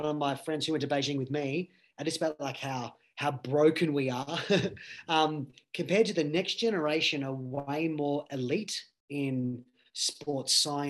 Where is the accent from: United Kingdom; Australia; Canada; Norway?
Australia